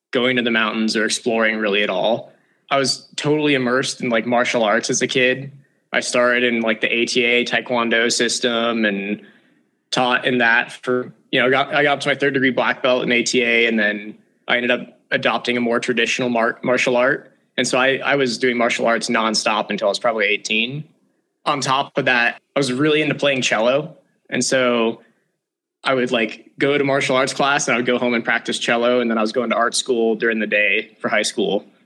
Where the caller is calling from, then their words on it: Conifer, Colorado, United States; I'm in Conifer, Colorado and it's like 50 degrees out, no snow left on the ground around me.